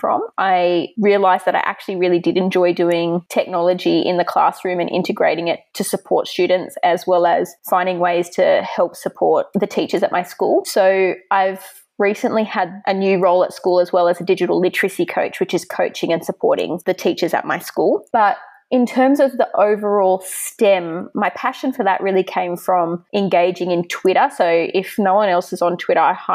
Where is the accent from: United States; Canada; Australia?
Australia; Sydney, New South Wales; I'm from Sydney, Australia